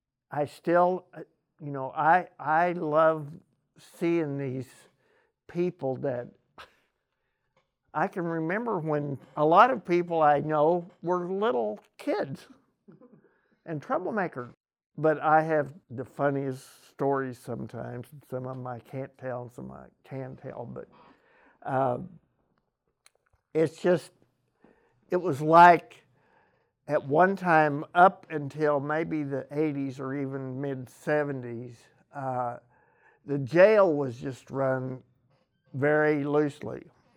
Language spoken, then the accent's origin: English; Cape Girardeau, Missouri, United States; born there; I was born in Cape Girardeau, but I've lived here all my life